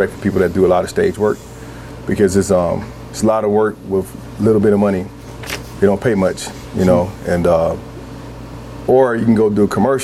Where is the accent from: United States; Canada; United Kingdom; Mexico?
United States; Atlanta, Georgia; now in Portland, United States; Because I grew up down South, mm-hmm. I grew up in Atlanta